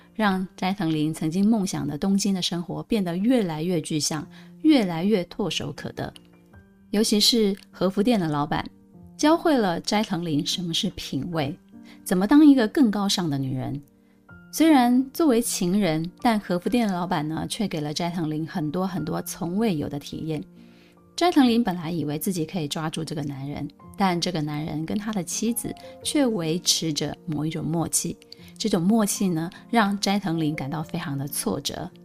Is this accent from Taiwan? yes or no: yes; Pingtung County, Taiwan; moved away as an adult; also born or lived in Taipei; 如果跟我一样是屏东南部这种小镇长大的女孩